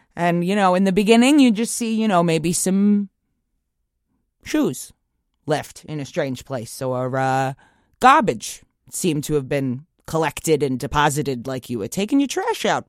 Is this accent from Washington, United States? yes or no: no; Long Island, New York, United States; I grew up in Long Island.